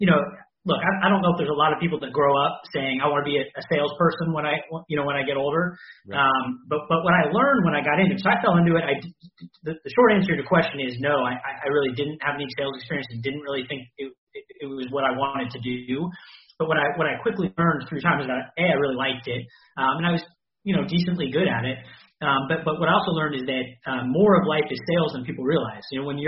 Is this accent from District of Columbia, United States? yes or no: no; Bay Area, California, United States; also born or lived in Los Angeles; So I grew up in the Bay Area, like you said. So I've lived in the Bay Area my entire life except for UCLA.